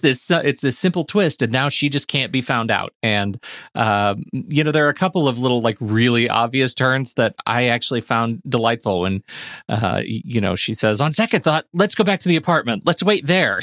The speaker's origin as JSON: {"language": "English", "town": "Colorado Springs", "region": "Colorado", "country": "United States", "tie": "born or raised there", "said": "what I grew up with in the North End of the Old North End of Colorado Springs"}